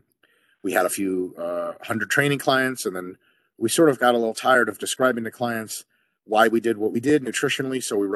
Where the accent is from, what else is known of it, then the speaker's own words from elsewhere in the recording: Detroit, Michigan, United States; also born or lived in Moscow, Russia; I grew up around the Detroit area in the United States in the state of Michigan.